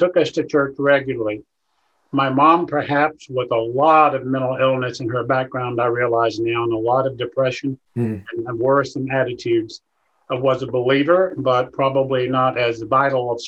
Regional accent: Rutherford County, North Carolina, United States; moved away as an adult; now in Columbia, United States; I'm from North Carolina, born in Rutherford County, not quite in the mountains, but close.

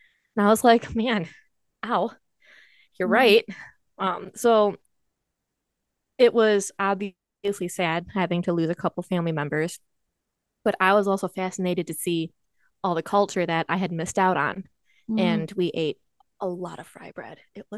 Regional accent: United States; I'm Native American. Anishinaabe.

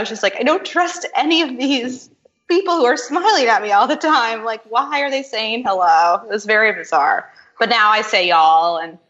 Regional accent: New Jersey, United States; moved away as an adult; also born or lived in Memphis, Tennessee; I went to high school on the East Coast in South Jersey. And spent a lot of kind of adolescence and kind of growing up on the East Coast. And when I moved to Memphis

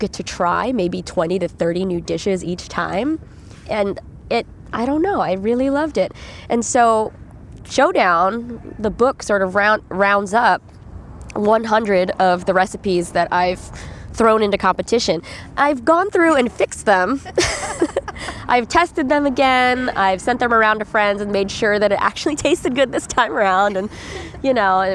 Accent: Northern California, United States; as a Filipino American child in Northern California

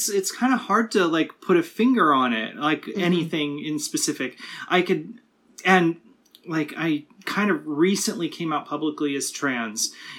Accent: California, United States; also born or lived in Ohio; I grew up mostly in Southern California and in like rural Ohio.

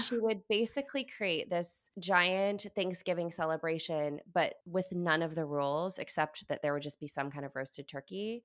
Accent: Midwest, United States; I entered the family as this Midwesterner

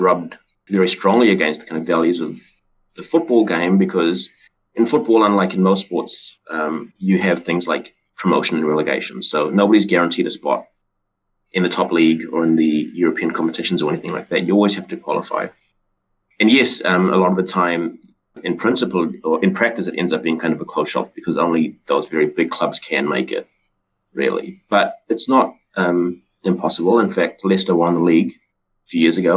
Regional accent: South Africa; now in New Zealand; I grew up in South Africa, so I grew up watching Super Rugby games

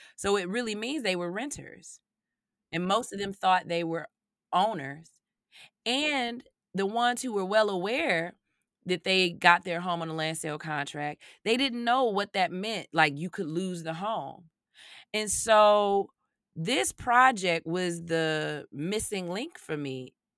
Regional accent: Chicago, Illinois, United States; when you grow up, not only on Chicago's South side, but specifically growing up in Greater Inglewood

